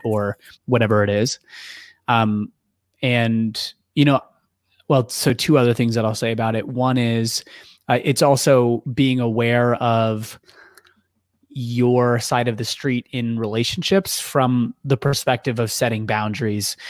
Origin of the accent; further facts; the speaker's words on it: Ohio, United States; moved away as an adult; also born or lived in California; now in Chicago, United States; I'm from Ohio originally